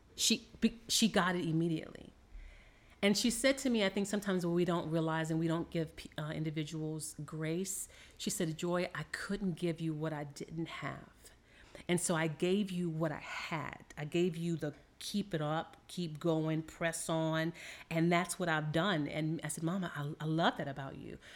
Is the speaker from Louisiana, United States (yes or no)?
yes; New Orleans, Louisiana, United States; I am from New Orleans, Louisiana